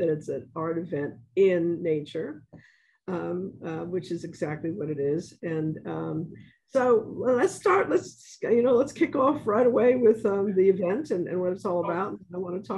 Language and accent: English; New York City, New York, United States; I'm from the South Bronx